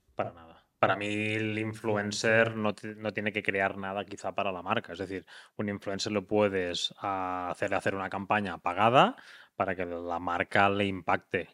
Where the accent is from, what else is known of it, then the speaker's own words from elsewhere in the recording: Tarragona, Catalonia, Spain; now in Girona, Spain; Tarragona, que es de donde soy yo